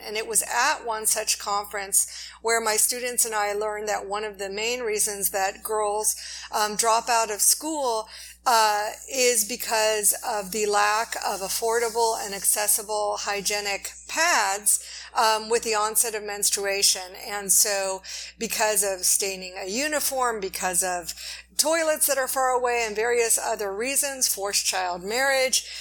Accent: Los Angeles, California, United States; we're from Los Angeles

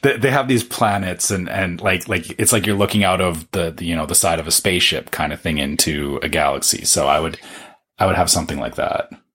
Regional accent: Canada; as a Canadian

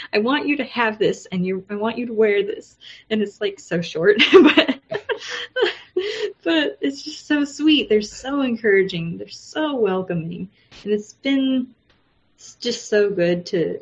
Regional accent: United States; moved away as an adult; now in Japan; I'm American

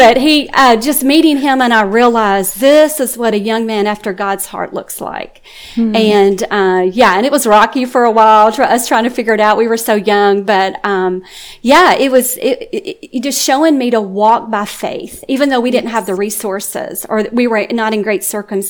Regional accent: Mississippi River area, United States; I was just a little girl, low income, growing up on the Mississippi River, close mm-hmm. to the Mississippi River. I came from farmers who weren't great farmers.

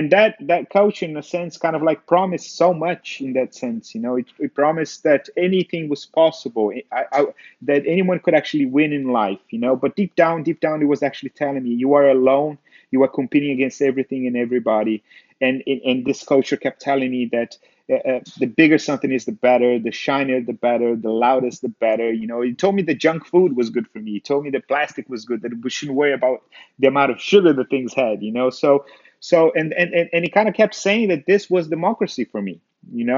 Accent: Brazil; growing up in Brazil

